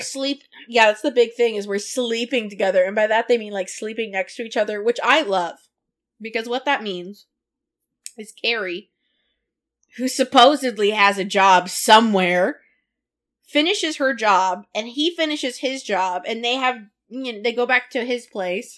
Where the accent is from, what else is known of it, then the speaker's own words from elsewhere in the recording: California, United States; I come from California